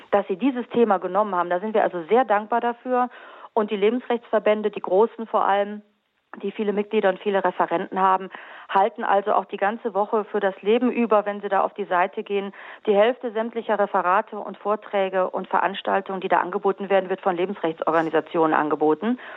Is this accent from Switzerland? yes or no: no; Carinthia, Austria; Ich bin Österreicherin, ich komme aus Kärnten.